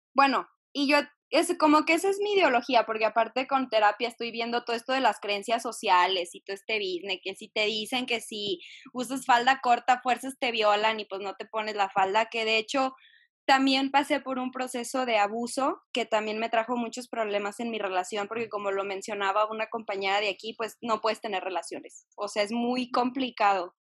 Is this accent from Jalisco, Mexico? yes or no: yes; Jalisco, Mexico; soy de Jalisco